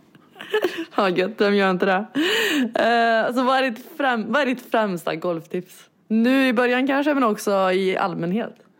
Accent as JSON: {"language": "Swedish", "town": "Karlstad", "region": "Värmland", "country": "Sweden", "moved": "yes", "said": "jag är ju hemma i Karlstad"}